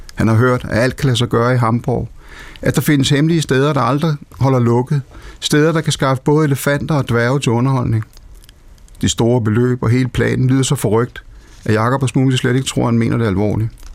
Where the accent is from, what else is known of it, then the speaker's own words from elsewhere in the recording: Denmark; moved away; Nellemos, hvor jeg kommer fra, som dengang var en meget, meget vital landsby